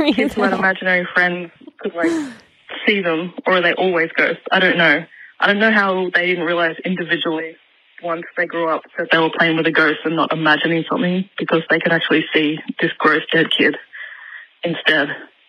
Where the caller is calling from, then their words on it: Sydney, New South Wales, Australia; I'm calling from Sydney.